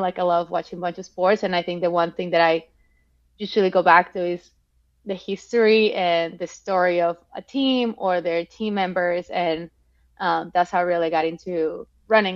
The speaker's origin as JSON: {"language": "English", "country": "Mexico", "also_born_or_lived": "Melbourne, Australia / Boston, United States", "moved": "yes", "said": "I'm from Mexico"}